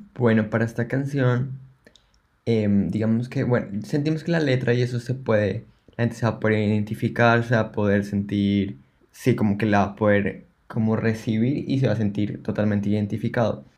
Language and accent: Spanish; Bogotá, Colombia; moved away as an adult; now in Melbourne, Australia; como colombianos